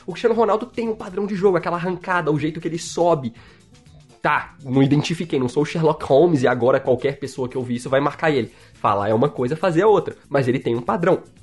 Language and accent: Portuguese; Minas Gerais, Brazil; accent: mineirês; Eu sou mineiro, mineirês, é minha língua principal